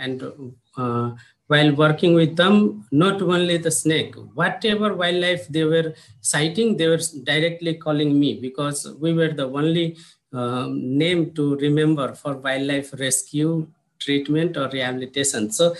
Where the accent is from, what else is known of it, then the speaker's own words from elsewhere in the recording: Madhesh Province, Nepal; So we are from Nepal, Mitala portion, and Mitala consists of four districts from province number 2 of Nepal now.